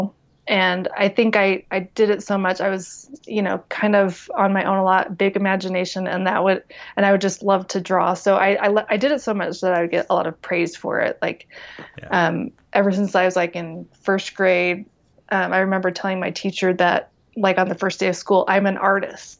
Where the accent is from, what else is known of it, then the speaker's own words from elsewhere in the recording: Taylorsville, Utah, United States; I grew up in Taylorsville, Utah